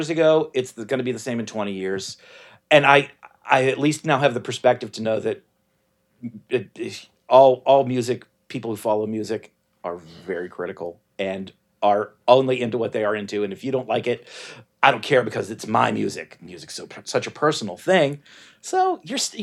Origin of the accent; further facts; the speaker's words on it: Pittsburgh, Pennsylvania, United States; I'm from Pittsburgh